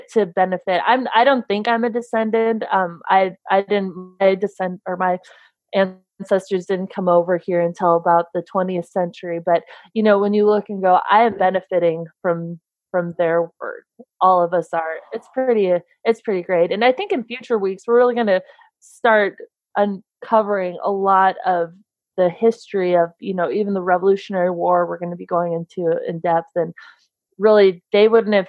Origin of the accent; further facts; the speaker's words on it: Minnesota, United States; I'm from Minnesota.